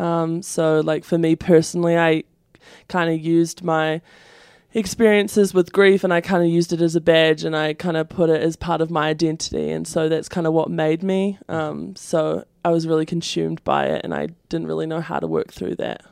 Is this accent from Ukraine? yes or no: no; New Zealand; moved away as an adult; I come from New Zealand